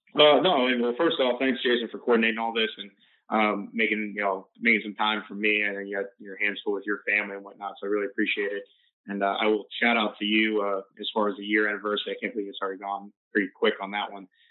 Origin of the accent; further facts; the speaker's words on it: Florida, United States; grew up in Florida, Florida State. 561 is my hometown area code.